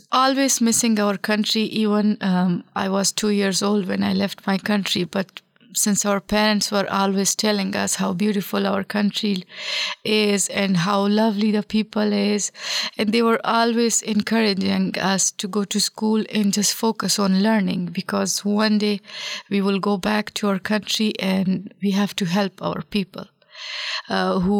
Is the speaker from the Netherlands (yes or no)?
no; Afghanistan; as soon as we told our name they will be asking us oh where are you from and we told them we are afghans from afghanistan